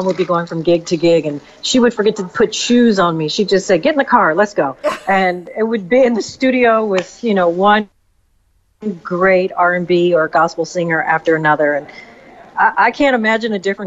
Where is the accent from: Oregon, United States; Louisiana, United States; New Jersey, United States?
Louisiana, United States; also born or lived in California; now in New York City, United States; I was born and raised in Louisiana. My mom is from Louisiana. And then we moved to California. And then I moved to New York